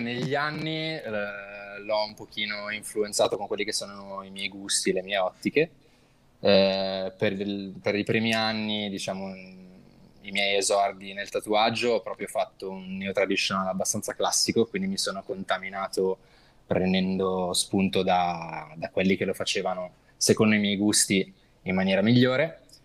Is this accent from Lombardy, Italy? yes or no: yes; Milan, Lombardy, Italy; vengo da Milano